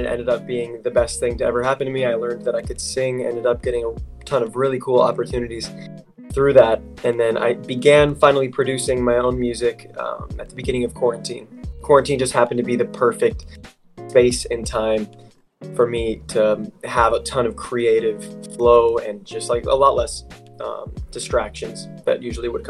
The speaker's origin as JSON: {"language": "English", "town": "Loveland", "region": "Ohio", "country": "United States", "said": "I'm from Cincinnati, Ohio, more specifically Loveland."}